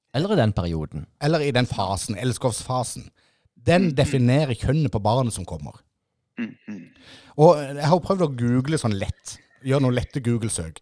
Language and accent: Norwegian; Ima, Agder, Norway; jeg er nemlig født og oppvokst på Ima med en nydelig MM-butikk.